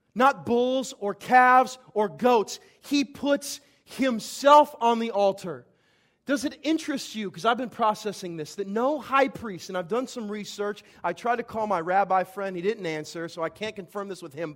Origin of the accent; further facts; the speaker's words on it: Vandalia, Illinois, United States; my hometown, Vandalia, Illinois